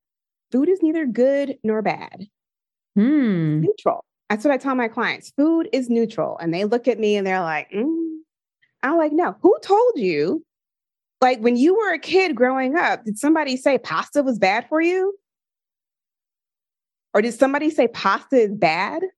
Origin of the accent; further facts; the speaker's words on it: Philadelphia, Pennsylvania, United States; I'm from Philadelphia, and I would like see on Kelly Drive the runners outside